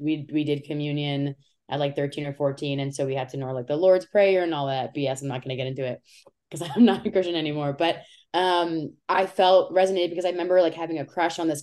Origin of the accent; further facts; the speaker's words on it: Florida, United States; Like we're all from Florida. So I was like, being from Florida